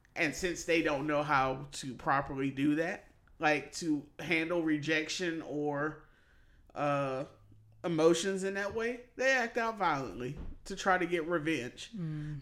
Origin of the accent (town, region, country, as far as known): Mississippi, United States; born or raised there